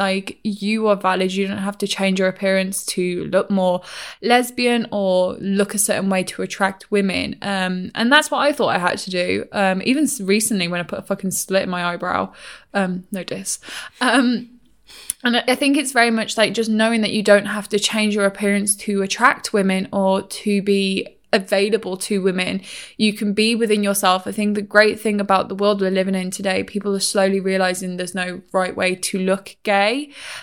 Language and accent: English; England, United Kingdom; I'm English